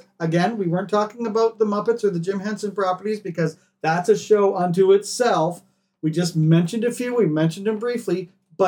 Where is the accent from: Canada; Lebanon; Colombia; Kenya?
Canada; I am Canadian